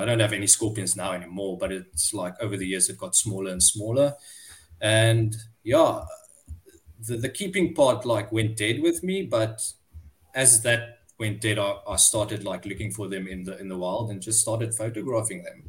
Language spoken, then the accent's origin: English; Cape Town, Western Cape, South Africa; I'm from Cape Town in South Africa.